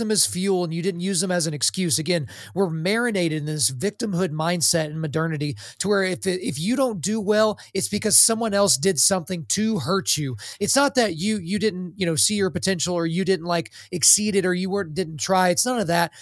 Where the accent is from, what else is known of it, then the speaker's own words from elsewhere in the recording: Lawton, Oklahoma, United States; I grew up in Lawton, Fort Sill